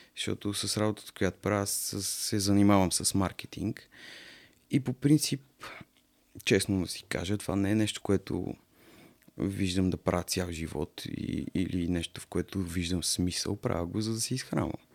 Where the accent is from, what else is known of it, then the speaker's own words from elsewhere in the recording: Varna, Varna Province, Bulgaria; moved away; аз съм принцип от Варна